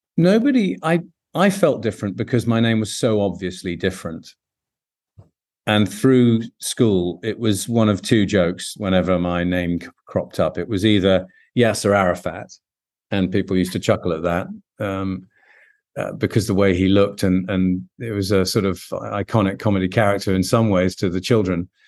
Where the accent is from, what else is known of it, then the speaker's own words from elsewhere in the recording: London, United Kingdom; whilst I'm British, born and bred in London